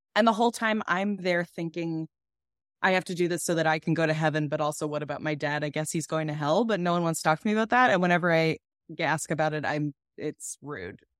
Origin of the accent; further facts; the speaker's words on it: Massapequa, New York, United States; I'm from Long Island